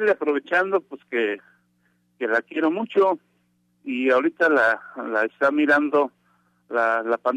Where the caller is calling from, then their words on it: State of Mexico, Mexico; En el estado de México.